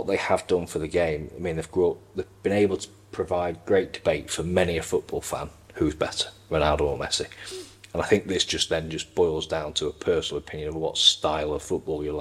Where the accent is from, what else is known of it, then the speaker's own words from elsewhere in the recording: Welsh, Wales, United Kingdom; as a Welshman